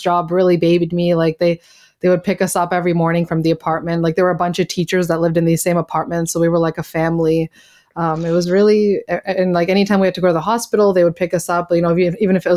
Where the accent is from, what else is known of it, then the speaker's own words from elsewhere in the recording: Canada; moved away as an adult; I'm Canadian